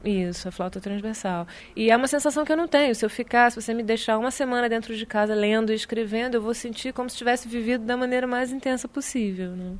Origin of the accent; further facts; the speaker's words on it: Brazil; moved away as an adult; also born or lived in France; quando saí do Brasil, que tinha 18 anos